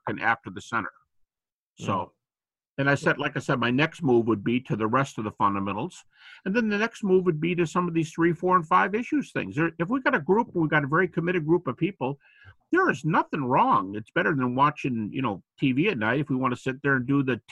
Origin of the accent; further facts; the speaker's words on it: United States; I'm an American